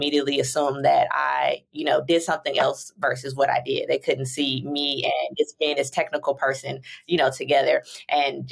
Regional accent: St. Louis, Missouri, United States; moved away as an adult; also born or lived in Chicago, Illinois; now in San Diego, United States; I was born and raised in St. Louis, Missouri

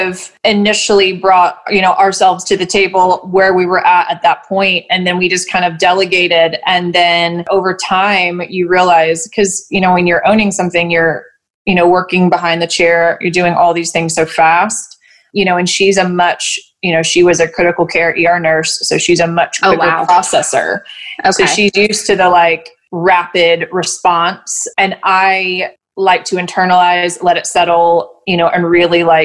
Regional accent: Knoxville, Tennessee, United States; also born or lived in Chattanooga, Tennessee; I'm from Knoxville, moved to Chattanooga for about 5 years and apprenticed there, and moved back here

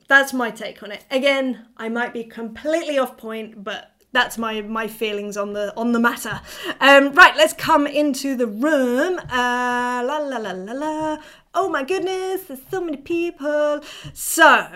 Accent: England, United Kingdom; I'm being so English right now

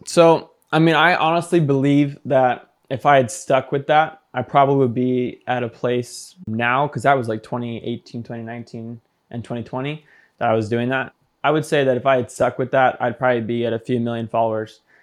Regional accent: Seattle, Washington, United States; also born or lived in Phoenix, Arizona; I am from Seattle. Right now, I'm in Phoenix, though. Phoenix, Arizona.

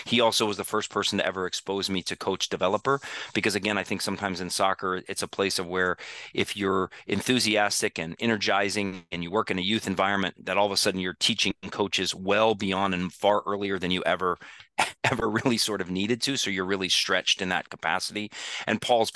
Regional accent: Denver, Colorado, United States; I grew up in Denver, and I played for my dad

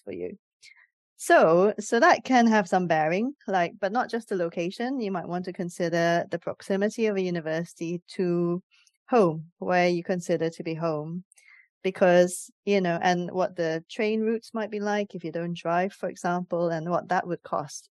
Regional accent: Singapore; moved away as an adult; now in United Kingdom; I came from Singapore as an international student

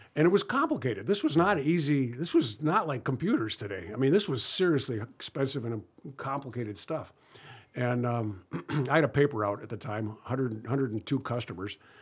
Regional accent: Ann Arbor, Michigan, United States; I grew up in Ann Arbor

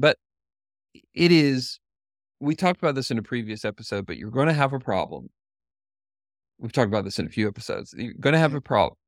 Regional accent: Knoxville, Tennessee, United States; the University of Tennessee in Knoxville is is in my hometown and where I work

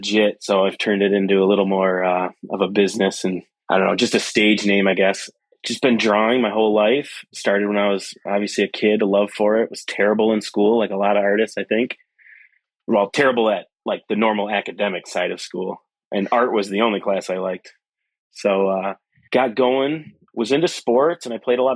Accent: Flint, Michigan, United States; also born or lived in Pittsburgh; I'm from Flint area and Flint, Detroit, up here in Michigan

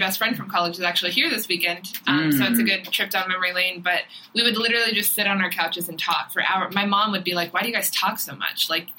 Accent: Texas, United States; now in California, United States; I'm originally from Texas

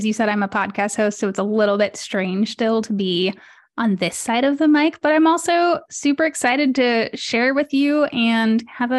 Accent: Mexico City, Mexico; also born or lived in London; I'm a third culture kid. I was born in London, grew up in Mexico City.

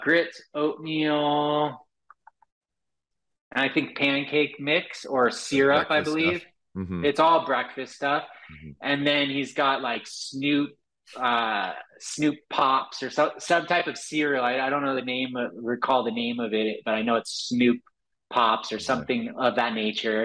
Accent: Los Angeles, California, United States; growing up in Los Angeles, of course, so there's a lot of exposure to Hollywood

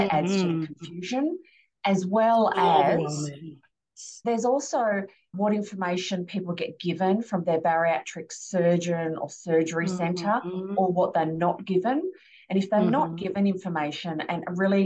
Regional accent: Australia; I'm Aussie

